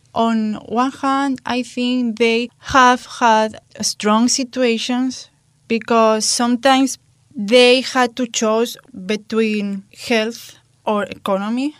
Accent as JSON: {"language": "English", "country": "Spain", "tie": "born or raised there", "said": "in my hometown, at the end of the year, like October or November, we have curfew."}